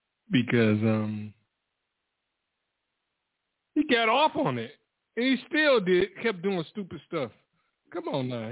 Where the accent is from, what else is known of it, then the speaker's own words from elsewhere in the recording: Detroit, Michigan, United States; I'm from Detroit